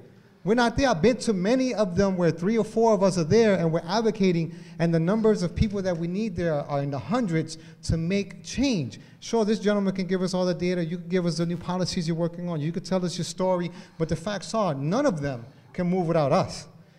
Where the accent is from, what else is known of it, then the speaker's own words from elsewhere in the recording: Hartford, Connecticut, United States; I come from Hartford, born and raised here.